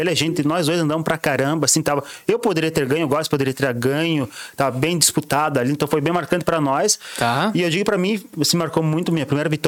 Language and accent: Portuguese; São Bento, Brazil; foi o Campeonato Brasileiro realizado aqui em São Bento, na minha cidade, no que eu moro, na minha cidade natal.